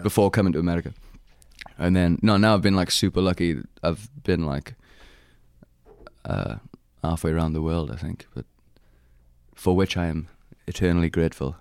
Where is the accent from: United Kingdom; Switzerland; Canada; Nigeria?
United Kingdom; Pentre, Wales; accent: Welsh; moved away as an adult; now in United States; I'm from Pentra in the Rhondda. Um, I grew up there and went to school in Red Vallon